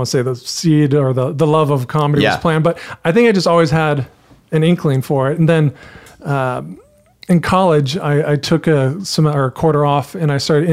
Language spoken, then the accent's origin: English; Carlsbad, California, United States; Carlsbad, San Diego County.